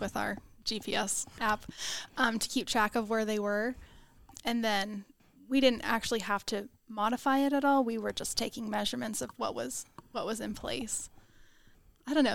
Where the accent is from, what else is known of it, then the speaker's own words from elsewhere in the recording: Houston, Texas, United States; I grew up in Houston, Texas